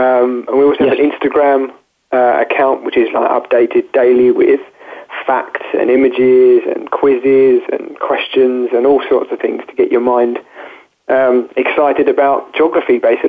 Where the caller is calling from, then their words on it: Chelmsford, East of England, United Kingdom; I'm calling from Chelmsford in Essex, which is about half an hour away from London in the UK.